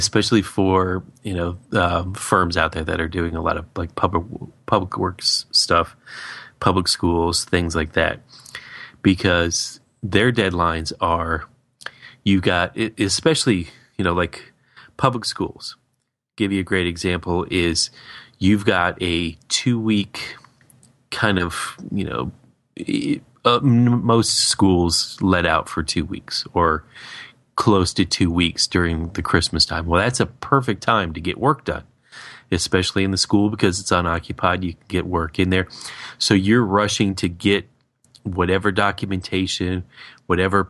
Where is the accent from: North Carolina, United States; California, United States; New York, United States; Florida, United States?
Florida, United States; growing up in Florida